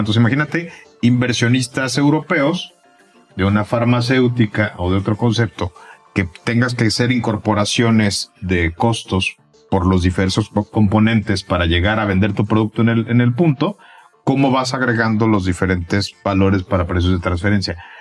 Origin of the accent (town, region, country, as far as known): Mexico